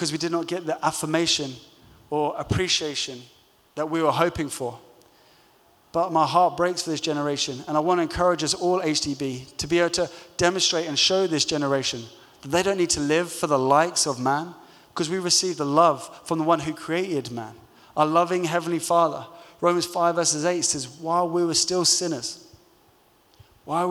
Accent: London, United Kingdom; growing up in London

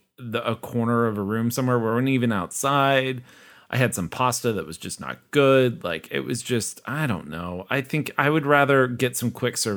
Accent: Kansas, United States; Kansas. So there we go.

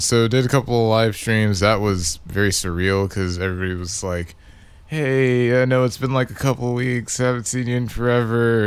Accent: Victoria, Texas, United States; moved away; I'm from Victoria

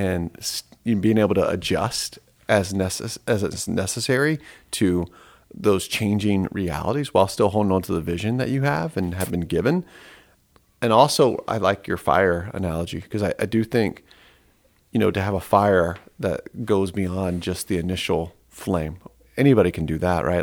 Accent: Atlanta, Georgia, United States; moved away as an adult; now in Lehigh Valley, United States; I was born and raised in Atlanta

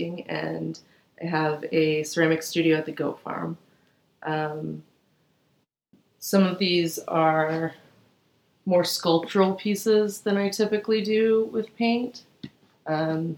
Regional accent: Atlanta, Georgia, United States; also born or lived in Doraville, Georgia / Florida / Savannah, Georgia; Spent most of my childhood in the Atlanta metro area.

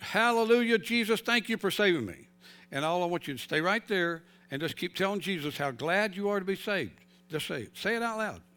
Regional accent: North Carolina, United States; moved away; I grew up in North Carolina

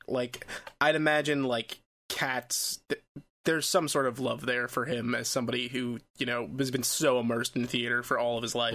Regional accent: New York City, New York, United States; as a New Yorker, um, cats has always been a part of my culture

